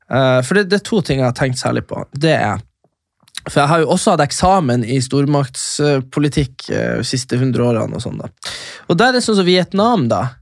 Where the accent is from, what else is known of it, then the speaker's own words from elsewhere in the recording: Fauske to Narvik, Nordland, Norway; Fauske til Narvik, det er der jeg er fra.